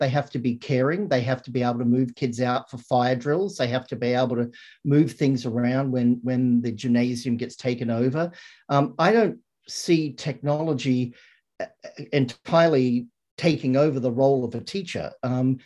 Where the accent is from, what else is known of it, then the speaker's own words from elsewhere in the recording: Australia; moved away; When I grew up in Australia